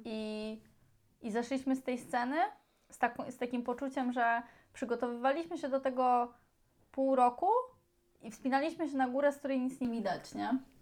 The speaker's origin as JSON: {"language": "Polish", "country": "Poland", "said": "jesteśmy zajebistą ekipą z Polski"}